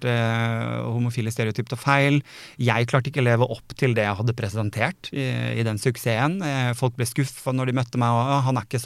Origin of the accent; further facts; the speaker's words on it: Sandefjord, Vestfold, Norway; moved away; jeg flytta jo fra Sandefjord for jeg ville noe mer. Jeg ville noe større enn det Sandefjord kunne tilby meg.